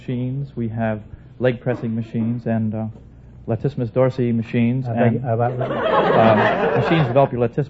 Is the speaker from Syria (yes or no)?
no; Philadelphia, Pennsylvania, United States; moved away as an adult; originally I'm from Philadelphia, but I'm traveling.